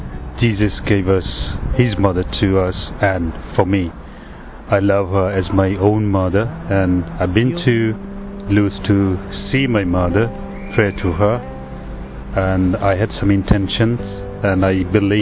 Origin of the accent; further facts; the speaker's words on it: India; I'm from India.